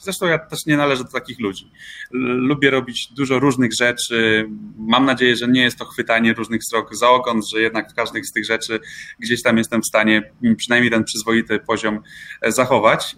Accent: Olsztyn, Warmian-Masurian Voivodeship, Poland; Ja pochodzę z Olsztyna i, i właśnie w Olsztynie te swoje pierwsze radiowe kroki stawiałem

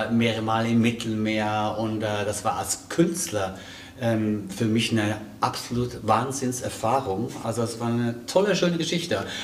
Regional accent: Switzerland; ich bin ja Schweizer, ne? ich komme aus der Schweiz.

